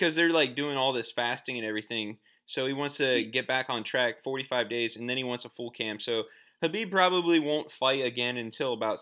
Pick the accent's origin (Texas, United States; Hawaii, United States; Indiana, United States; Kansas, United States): Hawaii, United States; we're all from Hawaii here.